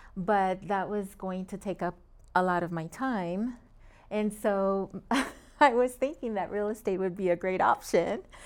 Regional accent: Long Beach, California, United States; moved away as an adult; also born or lived in Puerto Rico / Springfield, Massachusetts; now in Phoenix, United States; I grew up in Long Beach.

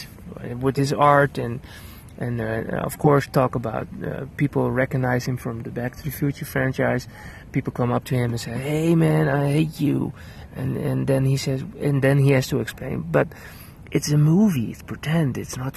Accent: Netherlands; I'm a filmmaker from the Netherlands

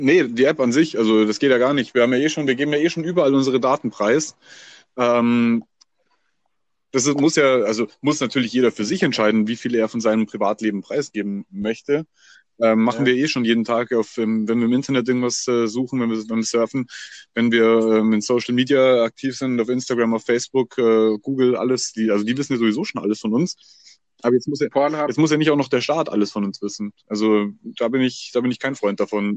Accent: Bavaria, Germany; bei uns in Bayern

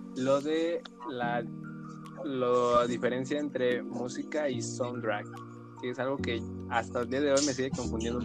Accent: Mexico

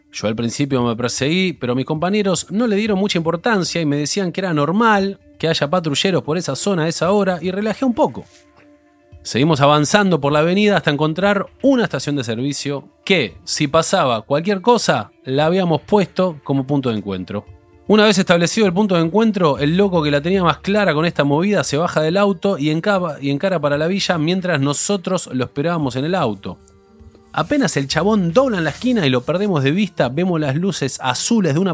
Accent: Campana, Buenos Aires Province, Argentina; soy de Campana.

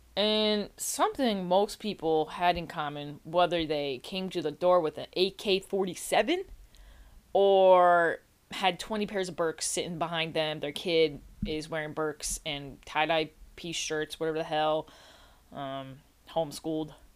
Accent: New York, United States; I'm from New York, right? I'm from New York.

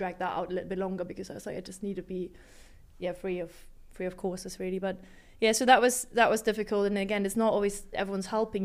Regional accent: Hamburg, Germany; I was from Hamburg

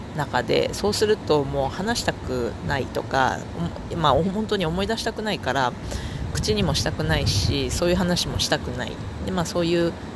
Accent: Hiroshima, Japan; moved away; 私の故郷の広島

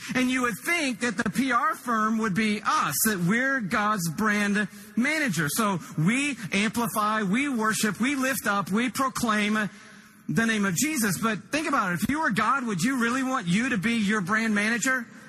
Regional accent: Atlanta, Georgia, United States; I'm from Atlanta, Georgia. Shelley, my wife, and I live there

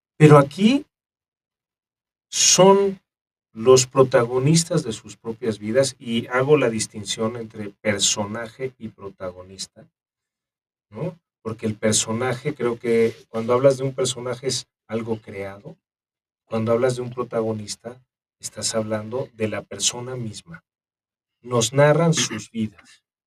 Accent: Mexico; nosotros como mexicanos

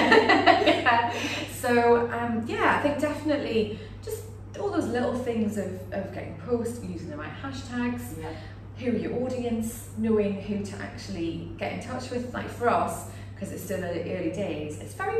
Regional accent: United Kingdom; moved away as an adult; now in Singapore; I'm British

